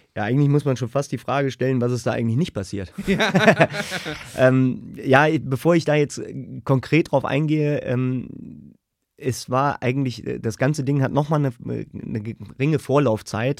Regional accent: Königswinter, North Rhine-Westphalia, Germany; also born or lived in Siegburg / Düsseldorf; ich bin in Siegburg geboren, Königswinter aufgewachsen.

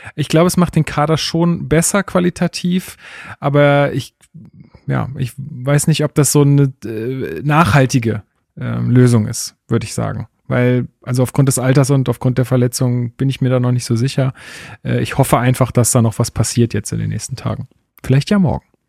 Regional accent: Germany; als Deutscher

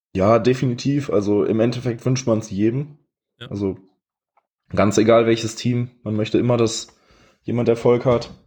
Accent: Ratingen, North Rhine-Westphalia, Germany; ich bin 21, ich komme aus Rating, Nähe von Düsseldorf

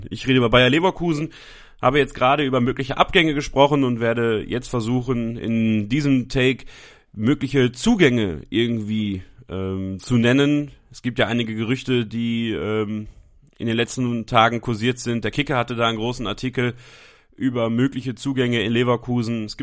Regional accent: Belgium; born there; ich bin in Belgien geboren, also äh, habe da sogar eine kleine Verbindung zu

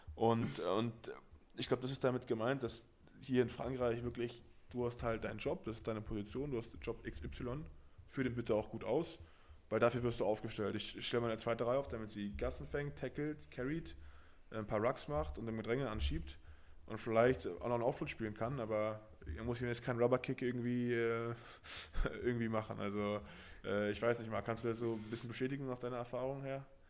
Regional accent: Berlin, Germany; also born or lived in Paris; now in Brive, France; ich komme aus Berlin, habe dann in Paris gelebt

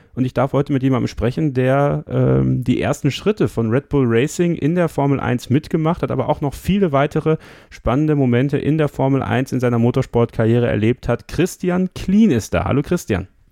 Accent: Germany; Bei uns in Deutschland

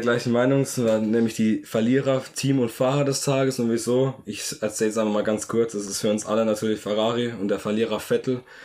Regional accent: Germany; als Deutscher

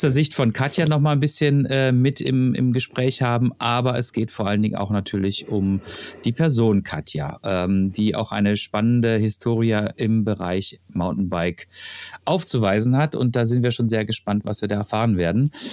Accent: Freiburg, Baden-Württemberg, Germany; moved away; ich komme aus Freiburg

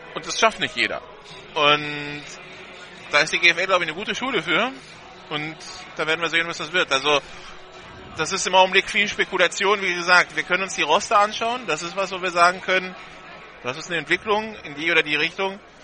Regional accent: Hamburg, Germany; Wir sind beide ursprünglich aus Hamburg.

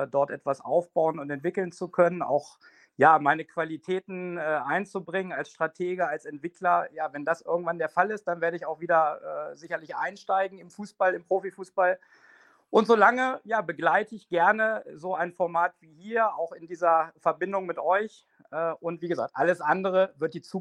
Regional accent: Hanover, Lower Saxony, Germany; Ich bin Hannoveraner, ich identifiziere mich mit der Stadt, mit der Region und auch mit Hannover 96.

